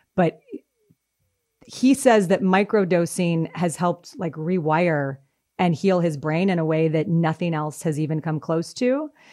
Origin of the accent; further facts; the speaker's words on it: Denver, Colorado, United States; also born or lived in Boston; I grew up in Denver